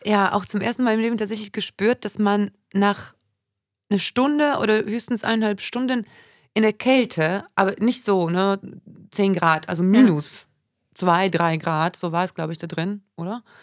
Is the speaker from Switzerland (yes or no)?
no; Warsaw, Masovian Voivodeship, Poland; also born or lived in Düsseldorf; now in Oldenburg, Germany; ich bin in Warschau geboren, wird man wahrscheinlich auch hören, immer wieder